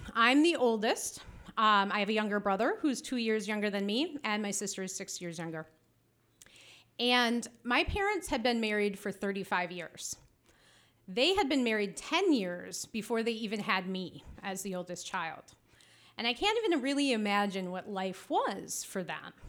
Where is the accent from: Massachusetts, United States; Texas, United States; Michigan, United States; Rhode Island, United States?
Michigan, United States; Traverse City; I am from Traverse City